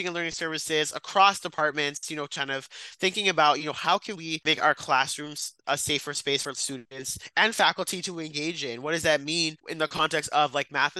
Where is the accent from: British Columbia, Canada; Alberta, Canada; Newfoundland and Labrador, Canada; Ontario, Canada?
Ontario, Canada; Brampton; now in Ottawa, Canada; I'm from Brampton